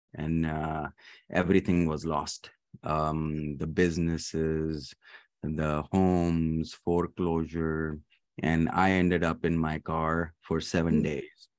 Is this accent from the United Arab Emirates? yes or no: yes; Dubai, United Arab Emirates; also born or lived in Pakistan / Kentucky, United States; now in Richmond, United States; I was born in Pakistan, but raised in the Middle East, Dubai